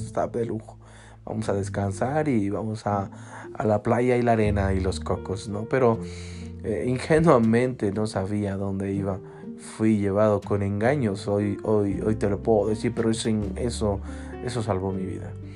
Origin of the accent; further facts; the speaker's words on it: Cuautitlán Izcalli, State of Mexico, Mexico; un parque de aquí de mi municipio. Yo soy de Cuautitlán Izcalli